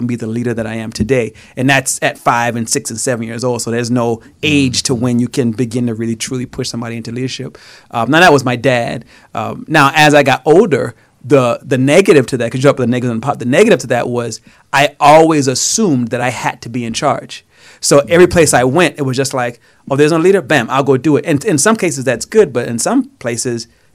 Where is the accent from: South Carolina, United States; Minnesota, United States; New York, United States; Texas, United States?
South Carolina, United States; I grew up in South Carolina, so not rich, I'm going to say poor, but just in the hood